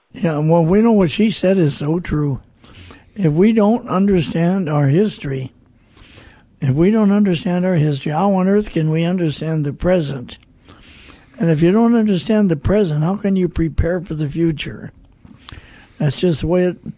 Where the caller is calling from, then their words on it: Great Bend, Kansas, United States; I'm calling from Great Bend, Kansas, and I listen to Bott Radio every day.